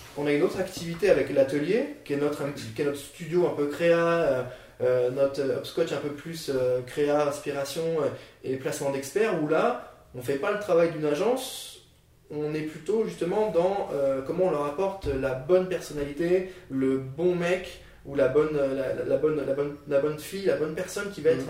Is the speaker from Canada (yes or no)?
no; Nancy, Grand Est, France; moi je viens de Nancy, du coup j'ai fait un bac L